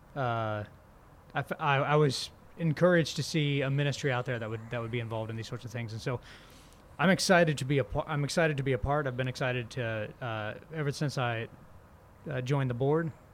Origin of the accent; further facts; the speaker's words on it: northern Indiana, United States; moved away as an adult; also born or lived in Boston area / Waco, Texas; now in Birmingham, United States; I'm originally from Indiana, uh, up in the north